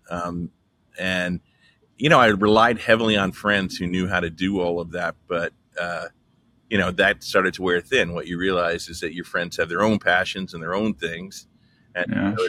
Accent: Texas, United States; moved away as an adult; also born or lived in Los Angeles; I grew up in Texas

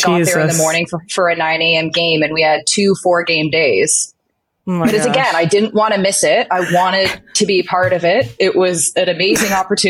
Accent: Ottawa, Ontario, Canada; moved away as an adult; also born or lived in Mount Allison, Maritimes; now in Montreal, Canada; I grew up obviously in the West End of Ottawa, if you will, born and raised

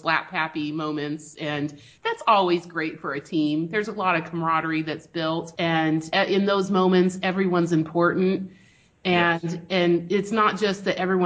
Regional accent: Spain; moved away; We grew up in Spain

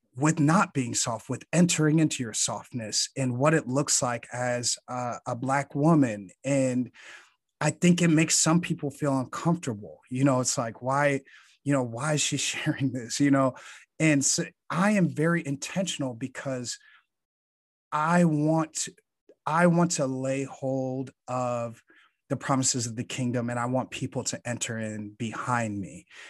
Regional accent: Chicago, Illinois, United States; growing up in Chicago

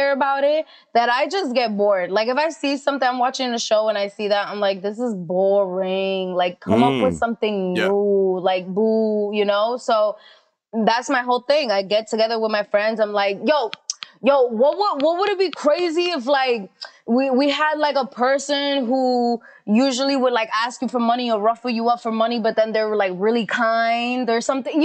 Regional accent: New York City, New York, United States; I'm from Queens.

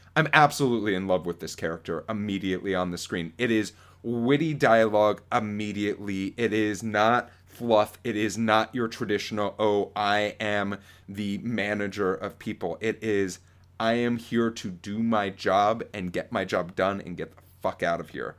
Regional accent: Florida, United States; growing up in Florida

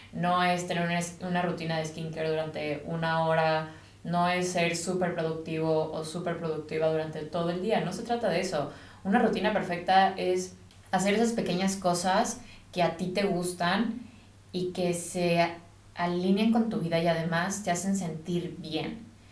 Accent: Mexico; also born or lived in United States; now in England, United Kingdom; yo soy de México

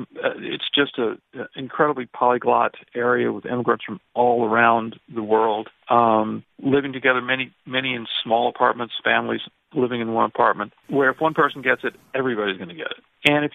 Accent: Alabama, United States; I'm from Alabama.

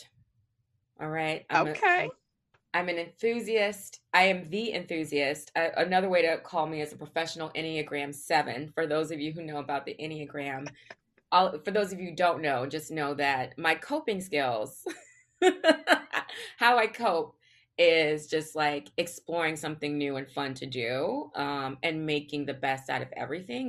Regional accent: the South, United States; I grew up in the South

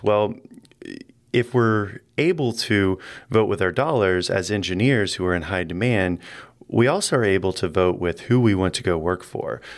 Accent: Indianapolis, Indiana, United States; moved away; I'm from Indianapolis in the Midwest

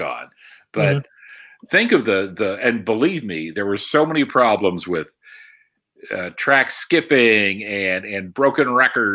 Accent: Waterford, Pennsylvania, United States; I grew up in Waterford. You know, I grew up in a small town with one traffic light

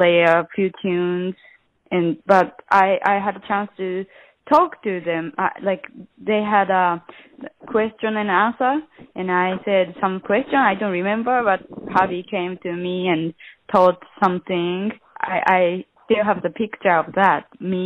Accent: Sapporo, Hokkaido, Japan; English is a second language; moved away as an adult; now in New York City, United States; my hometown, Sapporo.

